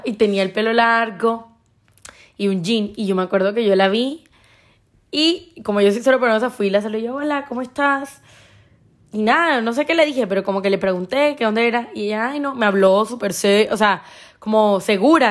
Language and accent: Spanish; Colombian Caribbean coast, Colombia; soy colombiana, costeña